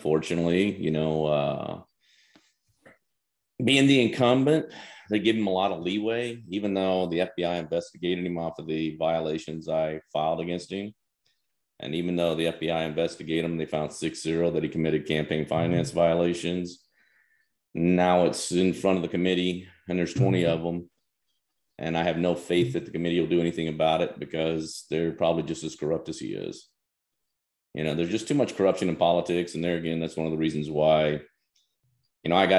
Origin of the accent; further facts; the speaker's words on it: Picayune, Mississippi, United States; moved away; also born or lived in Memphis, Tennessee / Seattle; I was born in Memphis, Tennessee, and I baptized and raised in Picayune, Mississippi.